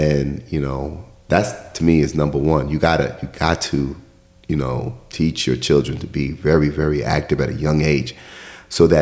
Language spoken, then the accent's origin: English; New York, United States; I'm from New York